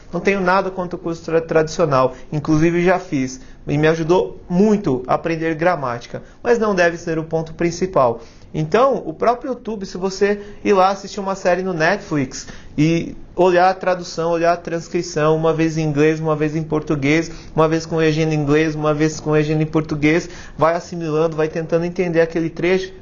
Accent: Brazil; nós brasileiros

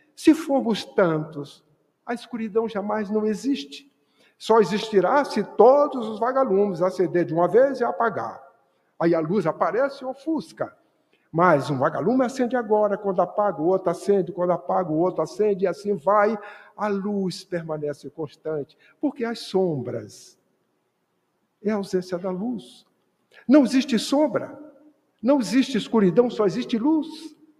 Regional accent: Bahia, Brazil; eu sou baiano

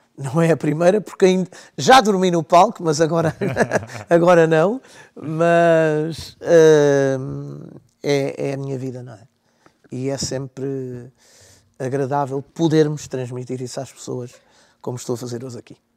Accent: Olhão, Algarve, Portugal; accent: Algarve; eu sou natural de Olhão

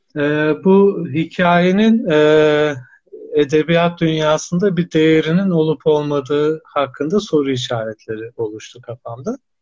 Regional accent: Erzurum, Turkey; Erzurum doğumluyum 1982

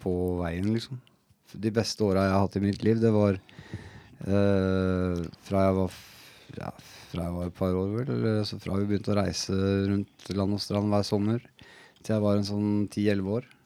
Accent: Oslo, Norway; på et sted rett ved siden av der jeg vokste opp

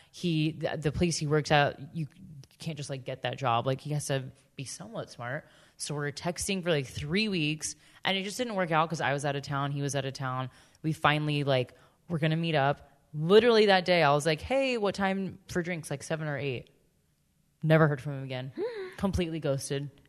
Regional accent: Florida, United States; let me reiterate, I'm from Central Florida the options in this area are I don't even know what the, like questionable.

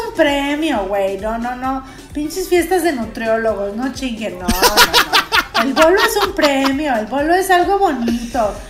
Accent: Mexico; Aquí somos mexicanos. Aquí sí somos mexicanos

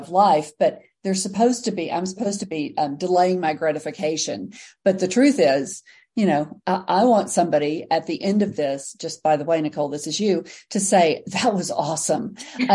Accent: Texas, United States; I'm from Texas

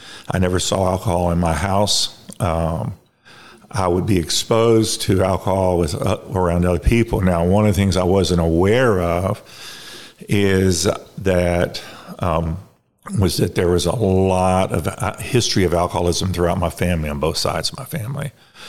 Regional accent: Baton Rouge, Louisiana, United States; I was born in Baton Rouge, Louisiana. I am the youngest of three children.

